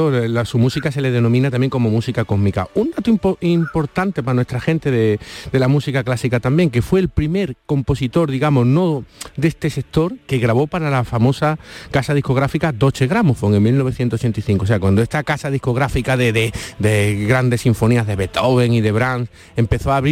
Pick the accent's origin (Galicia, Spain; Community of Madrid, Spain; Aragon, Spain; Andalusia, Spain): Andalusia, Spain; accent: Andalusian; Sex, sí, es que perdona por mi acento andaluz, pero me, como las X, la S